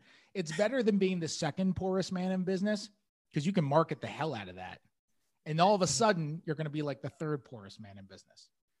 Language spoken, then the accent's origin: English; New York City, New York, United States; I grew up in the city.